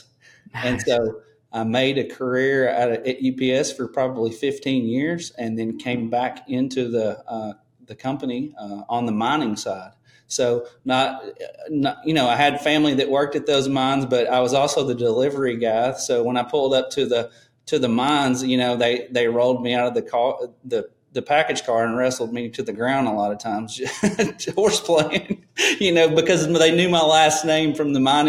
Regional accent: Madisonville, Kentucky, United States; So I'm a little town called Madisonville, Kentucky, Western Kentucky. It's kind of still the coal industry is still thriving here. I have a couple underground coal mines within 5 miles of my house.

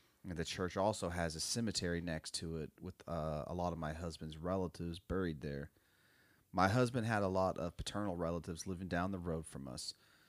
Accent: Florida, United States; I'm born and raised in South Florida, and I'm a member of the Miccosukee tribe.

